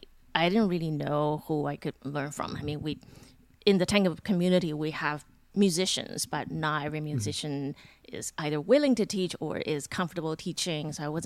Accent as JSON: {"language": "English", "country": "Taiwan", "tie": "born or raised there", "moved": "yes", "said": "My hometown was in Taiwan, so I had to go back to Taiwan and wrap things up."}